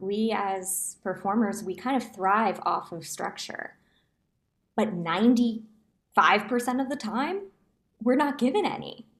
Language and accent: English; New Jersey, United States; also born or lived in Manhattan, New York / Hoboken, New Jersey; born and raised in New Jersey, was living in Manhattan, performing.